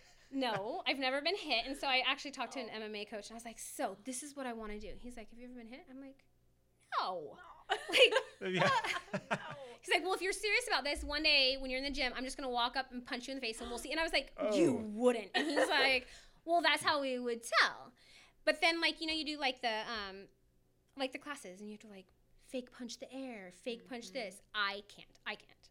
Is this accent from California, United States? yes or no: yes; Auburn, California, United States; I'm from Auburn